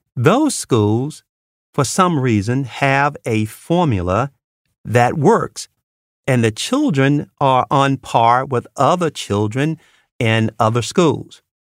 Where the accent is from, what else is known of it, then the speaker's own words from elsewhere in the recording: Mississippi Delta, United States; moved away; I grew up in the Mississippi Delta